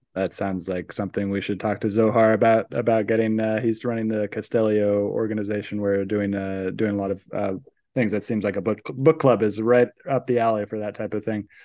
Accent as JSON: {"language": "English", "area": "San Francisco Bay Area", "region": "California", "country": "United States", "tie": "born or raised there", "said": "growing up in the San Francisco Bay Area"}